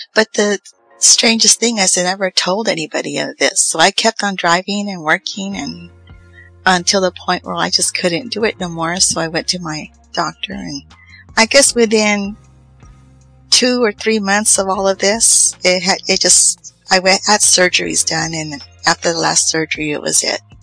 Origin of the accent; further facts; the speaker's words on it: Los Angeles, California, United States; also born or lived in Riverside, California; now in Fresno, United States; I was born in East Los Angeles